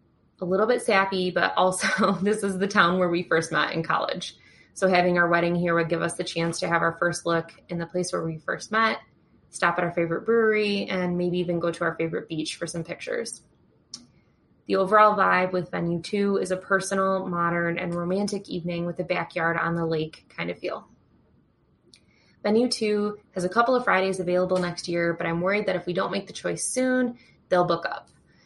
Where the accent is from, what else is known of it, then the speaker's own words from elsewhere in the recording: Michigan, United States; I'm a bridechilla from Michigan in the U.S.